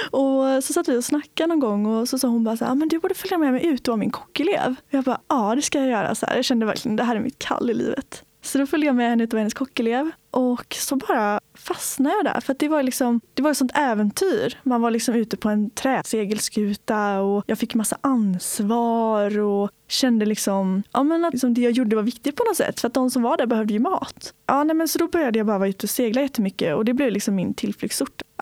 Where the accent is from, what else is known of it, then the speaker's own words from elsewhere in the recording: Öckerö, Västra Götaland, Sweden; Jag kommer från en liten ö i Göteborgs skärgård som heter Öckerö. Och Öckerö kommun är tio öar och där bor det väl sammanlagt upp 12 000 pers tror jag. Så det är ganska litet.